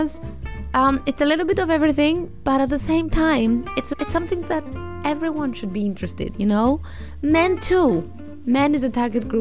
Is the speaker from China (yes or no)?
no; Greece; I am 32 years old and I'm from Greece